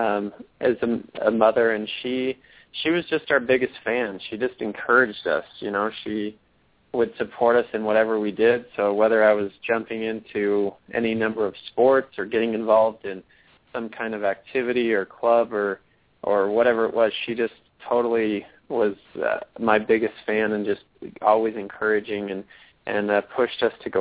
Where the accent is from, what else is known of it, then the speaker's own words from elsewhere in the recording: Littleton, Colorado, United States; also born or lived in Logan, Utah; So I grew up in Littleton, Colorado, from the time I was five until I graduated from college and moved out of the house